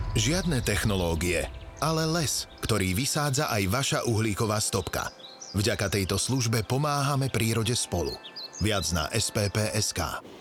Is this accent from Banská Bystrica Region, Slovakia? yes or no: yes; Banská Bystrica, Banská Bystrica Region, Slovakia; Som rodákom z Banskej Bystrice. Letecká základňa Sliač a letisko Sliač boli len pár kilometrov vzdialené od uh, môjho paneláku, v ktorom som vyrastal